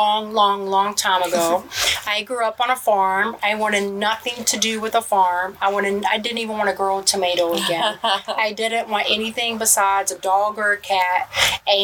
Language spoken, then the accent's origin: English; Kentucky, United States; moved away as an adult; also born or lived in Michigan; now in Crossville, United States; I'm originally from Kentucky, but working in Michigan